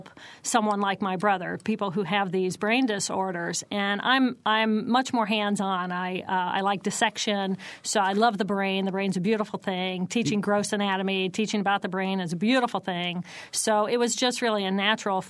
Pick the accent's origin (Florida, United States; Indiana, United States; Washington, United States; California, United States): Indiana, United States; Terre Haute; now in Bloomington, United States; I grew up in Terre Haute